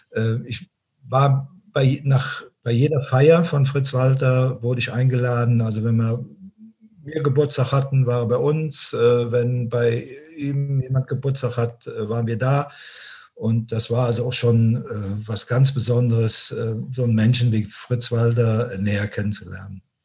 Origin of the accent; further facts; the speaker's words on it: Binningen, Rhineland-Palatinate, Germany; ich lebe also nach wie vor äh, in meinem Heimatort in Binningen, das ist in der Eifel.